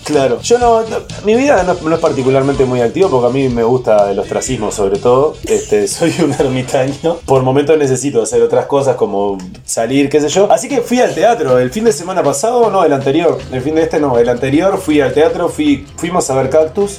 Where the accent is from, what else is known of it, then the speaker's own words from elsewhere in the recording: Uruguay; nací en Uruguay